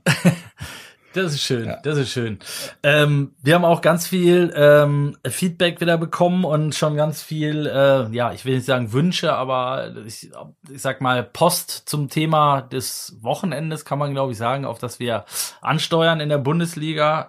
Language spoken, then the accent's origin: German; the Mönchengladbach area, North Rhine-Westphalia, Germany; ich komme ja aus der Ecke